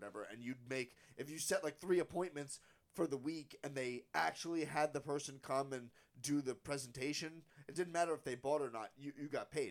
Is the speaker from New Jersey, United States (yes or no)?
yes; Frenchtown, New Jersey, United States; I grew up 20 minutes from here